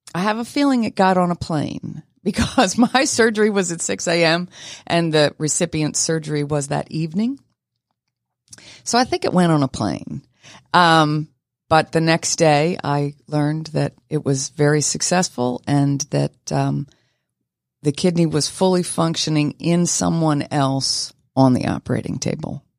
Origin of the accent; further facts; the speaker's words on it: Philadelphia area, Pennsylvania, United States; we grew up in the Philadelphia area